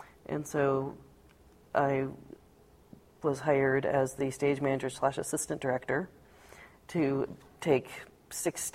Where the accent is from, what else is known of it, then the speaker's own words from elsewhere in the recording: Seattle, Washington, United States; We grew up in Seattle